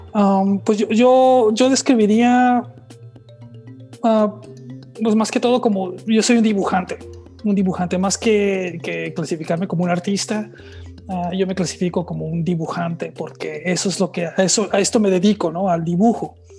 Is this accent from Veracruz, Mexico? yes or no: no; Tijuana, Baja California, Mexico; moved away; also born or lived in Playa de Rosarito / New York; yo nací en Tijuana, viví en Playa de Rosarito